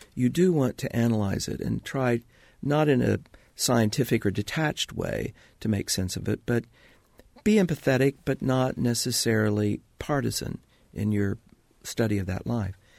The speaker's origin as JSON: {"language": "English", "region": "Indiana", "country": "United States", "said": "I was from Indiana"}